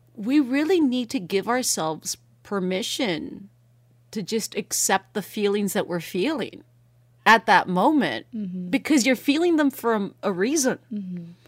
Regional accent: United States; first language Spanish; English is a second language; Spanish is my first language, right? But in English, you know, I look, I grew up here

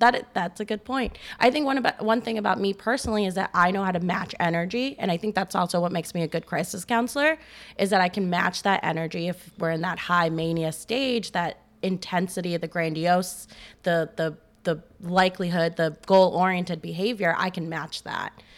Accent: Maryland, United States; now in Chicago, United States; I did a year back home. I'm from Maryland

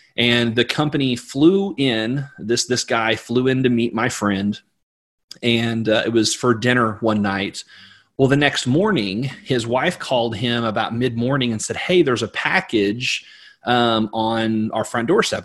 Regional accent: Missouri, United States; I'm from Missouri

